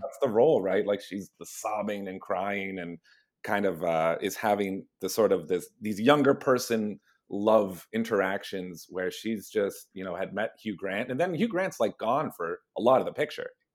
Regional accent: Hamilton, Ontario, Canada; now in Toronto, Canada; we're all from Hamilton, uh, but we're all based in Toronto.

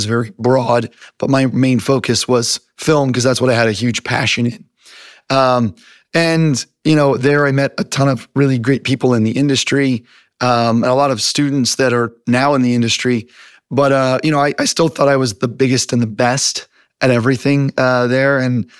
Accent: United States; So, I grew up all over the United States. So I moved around. My dad is actually a preacher.

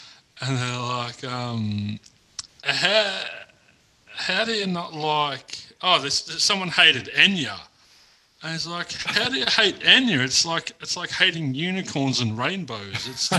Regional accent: Ballarat, Victoria, Australia; also born or lived in Queensland; We actually arrived on Christmas Eve when I was, I don't know how old I was, probably 7 or 8, and when we moved from Queensland to Ballarat.

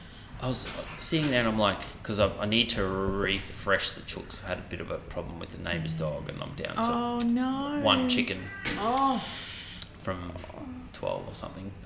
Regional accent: Gladstone, Queensland, Australia; when I was growing up in Gladstone and we moved, my parents built a new house.

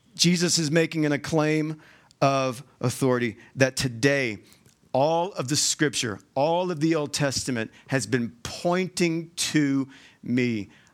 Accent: Georgia, United States; moved away as an adult; now in Utah, United States; I'm, I'm from Georgia. You'll probably hear that in, in my accent

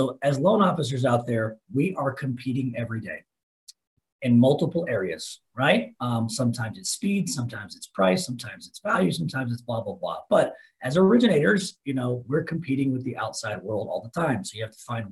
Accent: Dallas, Texas, United States; also born or lived in Lubbock, Texas; born and raised in Dallas

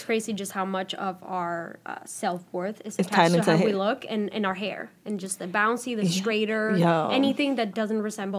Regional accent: Santiago, Dominican Republic; accent: Dominican; English is a second language; also born or lived in New York; now in United States; I was born and raised in the Dominican Republic.

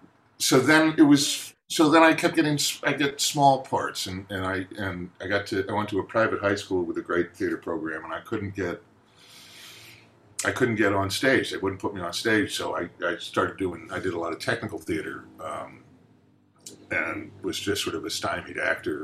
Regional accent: Newton, Massachusetts, United States; I'm from Newton.

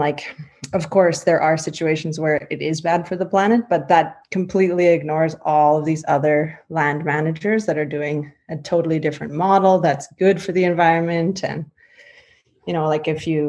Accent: Yorkton, Saskatchewan, Canada; I grew up on mostly a cattle and grain farm near Yorkton

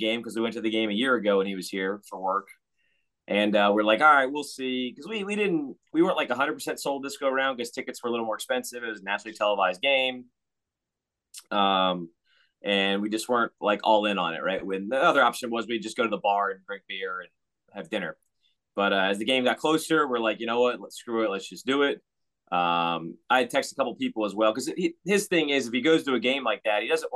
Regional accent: Richmond, Virginia, United States; We grew up with a minor league hockey team in Richmond called the Renegades

